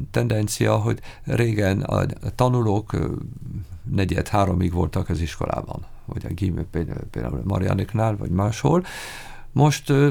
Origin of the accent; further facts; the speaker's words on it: France; accent: French; Hungarian is a second language; moved away as an adult; now in Hungary; Hát beszélek, de az akcentusom mindig francia